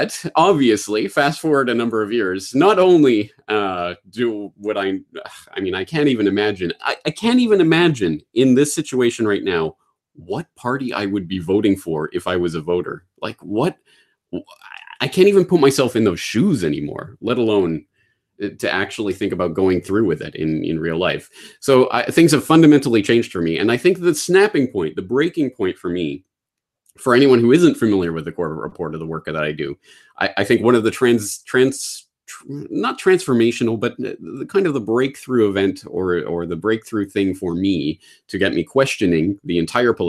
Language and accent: English; Canada; as a Canadian